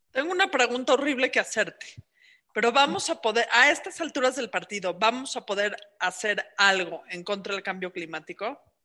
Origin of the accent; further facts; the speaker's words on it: Mexico; como mujer mexicana